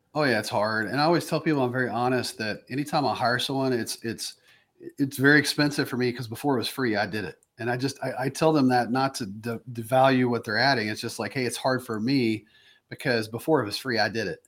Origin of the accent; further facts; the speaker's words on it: the South, United States; moved away; me growing up in the South